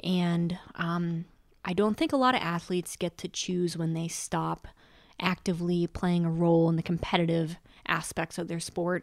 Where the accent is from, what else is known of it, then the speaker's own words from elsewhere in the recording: Mount Snow, Vermont, United States; Mount Snow is where I grew up in Vermont.